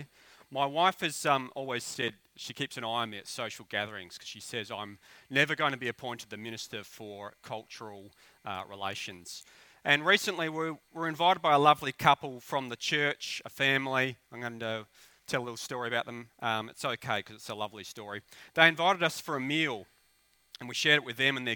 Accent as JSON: {"language": "English", "country": "Australia", "said": "I'm an Aussie bogan"}